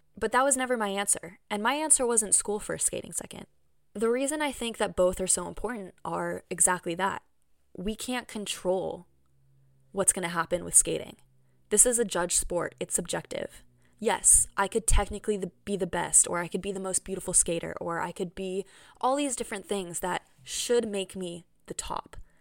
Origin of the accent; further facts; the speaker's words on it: Bay Area, California, United States; my hometown in the Bay Area